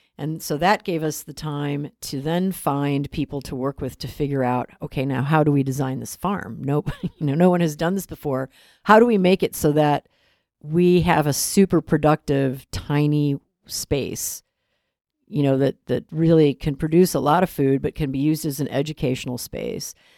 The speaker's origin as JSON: {"language": "English", "town": "Chicago", "region": "Illinois", "country": "United States", "tie": "born or raised there", "said": "I, I grew up in Chicago on the west side"}